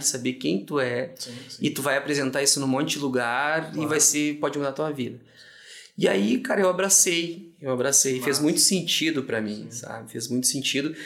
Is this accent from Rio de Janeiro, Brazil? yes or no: no; Rio Grande do Sul, Brazil; nosso estado, Rio Grande do Sul